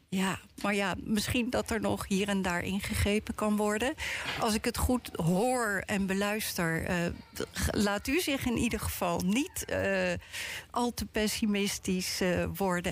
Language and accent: Dutch; The Hague, South Holland, Netherlands; ons als Hagenaar zelf